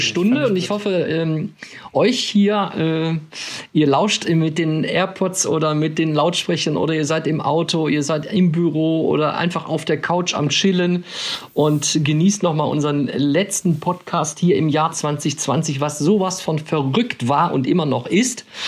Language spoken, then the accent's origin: German; Krefeld, North Rhine-Westphalia, Germany; Ich bin in Krefeld groß geworden, das ist ja der Niederrhein